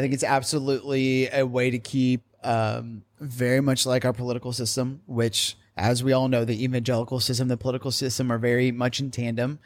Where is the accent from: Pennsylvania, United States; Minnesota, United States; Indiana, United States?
Indiana, United States; I'm from Indiana, and I always get told that I say the word women weirdly